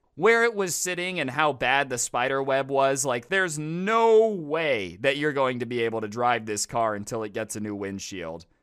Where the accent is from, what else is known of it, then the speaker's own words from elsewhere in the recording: Las Vegas, Nevada, United States; I grew up in Las Vegas